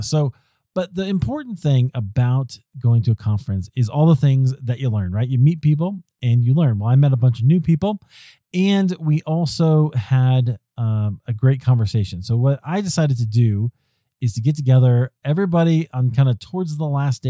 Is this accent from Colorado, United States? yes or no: yes; Denver, Colorado, United States; Podcast Movement was here in Denver in my hometown.